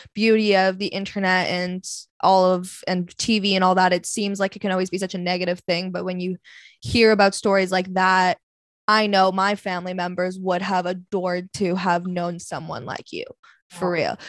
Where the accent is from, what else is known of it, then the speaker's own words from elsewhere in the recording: Vancouver, British Columbia, Canada; I'm from Vancouver